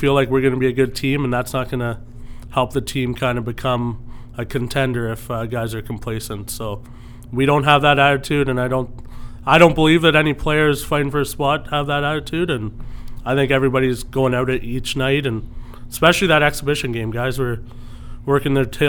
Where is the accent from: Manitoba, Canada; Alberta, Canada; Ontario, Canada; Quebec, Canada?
Ontario, Canada; Orangeville; Growing up in Orangeville